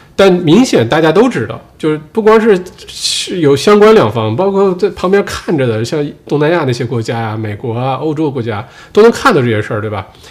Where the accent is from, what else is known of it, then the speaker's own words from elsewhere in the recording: Northeast China, China; accent: Dongbei; also born or lived in Sydney, Australia; now in Australia; 用我们东北话说